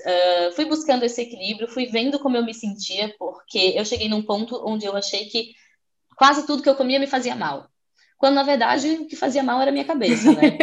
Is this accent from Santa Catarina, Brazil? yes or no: yes; Florianópolis, Santa Catarina, Brazil; moved away as an adult; now in Portugal; Eu sou de Florianópolis, uma ilha linda no sul do Brasil, e eu estou aqui em Portugal já faz dois anos e meio